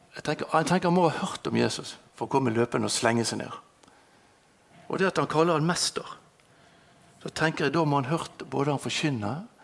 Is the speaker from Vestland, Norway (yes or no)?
yes; Bergen, Vestland, Norway; Jeg er født her i Bergen, på Landås